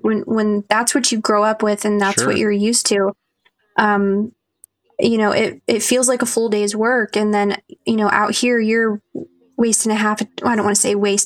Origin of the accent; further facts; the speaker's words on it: Ohio, United States; moved away as an adult; now in North Dakota, United States; growing up in Ohio